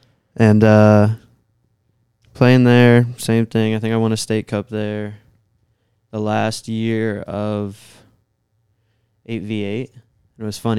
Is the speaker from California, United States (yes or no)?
no; Staunton, Virginia, United States; I'm from Stanton, Virginia, so there's not really anything around there.